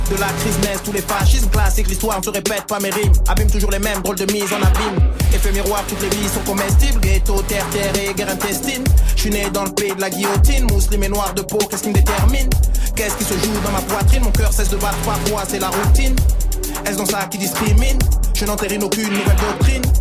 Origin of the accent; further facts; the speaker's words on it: Strasbourg, Grand Est, France; Et puis moi, je viens de de l'est de la France, je viens de Strasbourg